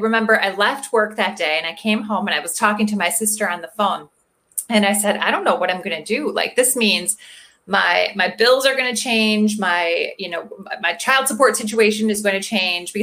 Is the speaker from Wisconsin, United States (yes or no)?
yes; Milwaukee, Wisconsin, United States; I'm from Milwaukee, Wisconsin. I'm born and raised Wisconsin, so Midwestern girl my whole life